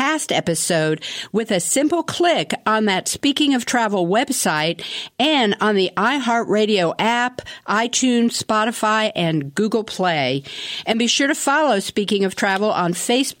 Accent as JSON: {"language": "English", "town": "Washington", "region": "District of Columbia", "country": "United States", "said": "I'm from Washington, D.C., so I always consider myself a Washingtonian"}